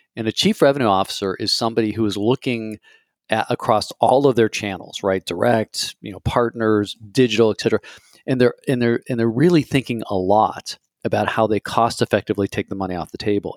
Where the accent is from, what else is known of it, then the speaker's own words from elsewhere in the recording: United States; as an American